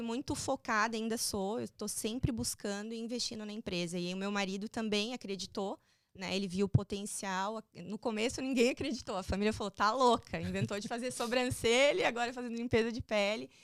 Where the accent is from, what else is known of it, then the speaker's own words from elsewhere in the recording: Balneário Camboriú, Santa Catarina, Brazil; moved away as an adult; now in Florida, United States; eu sou de Balneário Camboriú, Santa Catarina, e é uma terra tranquila para se morar